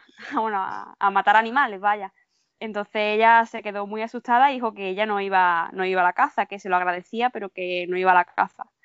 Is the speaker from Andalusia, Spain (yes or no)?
yes; Málaga, Andalusia, Spain; yo soy de Málaga